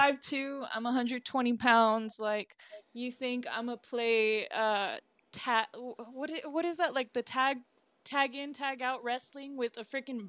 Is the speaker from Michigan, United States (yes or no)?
no; Texas, United States; also born or lived in Arizona; I absolutely love being born and raised because I've spent the most of my life in Texas. I grew up in Arizona too, like over the summers.